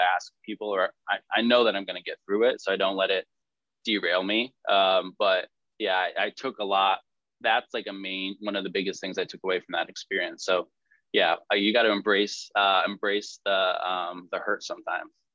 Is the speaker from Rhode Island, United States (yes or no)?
no; Suffield, Connecticut, United States; I grew up in Su- Suffield, Connecticut